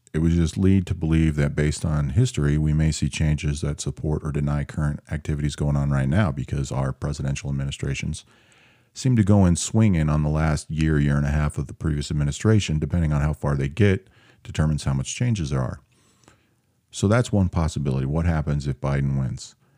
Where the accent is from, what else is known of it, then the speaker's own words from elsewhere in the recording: Seattle, Washington, United States; moved away; I'm from Seattle